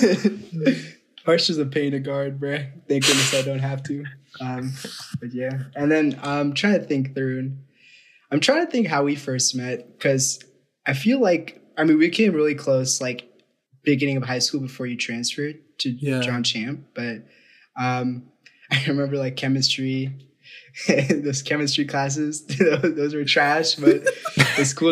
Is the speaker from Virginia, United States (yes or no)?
yes; Northern Virginia, United States; I'm from the Northern Virginia area. Been here my whole life.